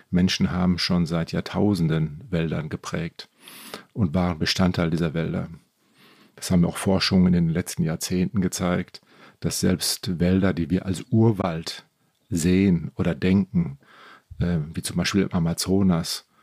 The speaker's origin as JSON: {"language": "German", "region": "North Rhine-Westphalia", "country": "Germany", "said": "Ich bin selber Westfale, Münsterländer und das äh, Münsterland das ist auch so geprägt von alten dicken Eichen, die da in den Hecken stehen."}